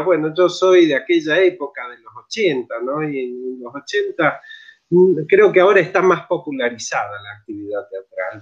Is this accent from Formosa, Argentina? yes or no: no; Mendoza, Argentina; moved away as an adult; now in San Luis, Argentina; Yo en realidad soy nacido en Mendoza, soy, soy de, montaña, digamos. Eh, y, bueno, me vine acá a San Luis a estudiar